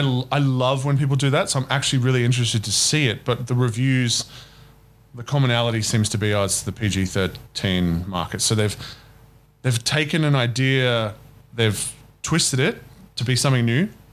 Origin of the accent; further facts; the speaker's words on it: Australia; as an Australian.